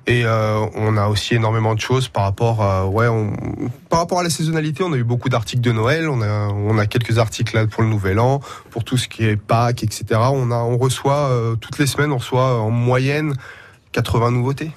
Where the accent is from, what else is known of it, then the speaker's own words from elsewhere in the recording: Portugal; now in Poitiers, France; je suis du sud euh, de l'Europe